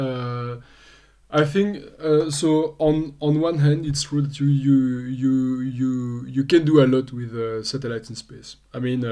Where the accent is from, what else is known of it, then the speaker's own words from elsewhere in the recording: Belgium; also born or lived in Australia; born and raised in Belgium.